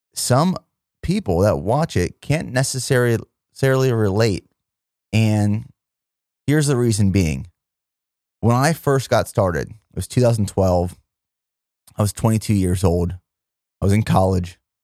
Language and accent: English; Pennsylvania, United States; moved away as an adult; also born or lived in Indiana, Pennsylvania / Fort Benning, Georgia / Fort Hood, Texas / South Korea; my hometown of Plumire, Pennsylvania